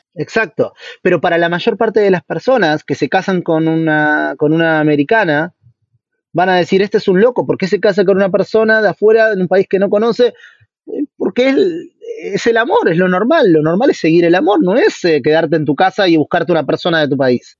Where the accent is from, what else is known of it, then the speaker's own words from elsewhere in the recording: Argentina; moved away; also born or lived in Brazil; somos dos argentinos